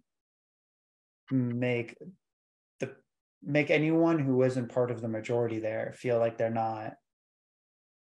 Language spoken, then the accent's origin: English; Southern Maine, United States; I'm from Southern Maine, probably like the second whitest state in America.